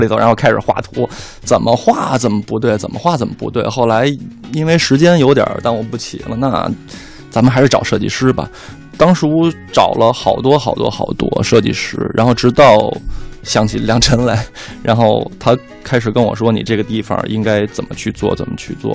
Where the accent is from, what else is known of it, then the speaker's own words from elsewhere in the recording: Beijing, China; 我们团队大部分的人都是北京孩子，嗯。然后从小在这儿长大